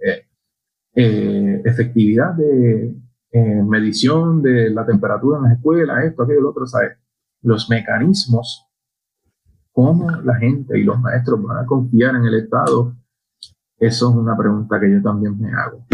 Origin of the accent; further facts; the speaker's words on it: Añasco, Puerto Rico; mi pueblo, en Añasco